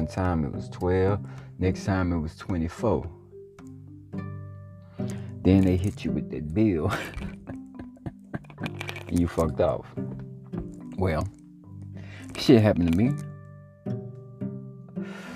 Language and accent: English; Louisiana, United States; Growing up in Louisiana, when I first started, you know, my pursuit to be a rapper